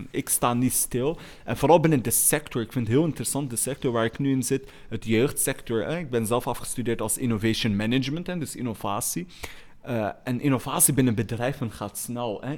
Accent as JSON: {"language": "Dutch", "town": "Molenbeek", "region": "Brussels-Capital Region", "country": "Belgium", "tie": "born or raised there", "said": "Ik groeide op in Molenbeek in felle armoede."}